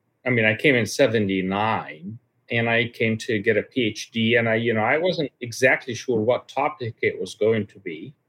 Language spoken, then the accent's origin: English; Egypt; My father was a high-level official in the Egyptian government for quite a long tim